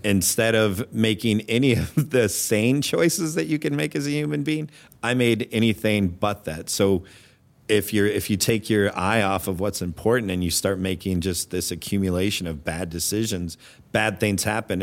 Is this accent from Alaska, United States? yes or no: yes; Anchorage, Alaska, United States; moved away as an adult; also born or lived in Phoenix, Arizona / Homer, Alaska / New York; now in Minnesota, United States; I was born in Phoenix and my parents, the oil boom at that time was going on in Alaska. So we packed up. I think I was two, uh, left Phoenix, Arizona, and headed to Anchorage, Alaska